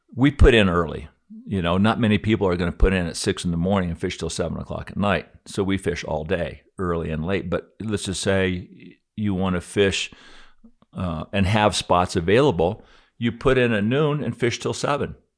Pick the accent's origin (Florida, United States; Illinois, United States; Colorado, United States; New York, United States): Colorado, United States; Aspen; I grew up here in Aspen in nineteen sixty. I was, time flies when I was twelve.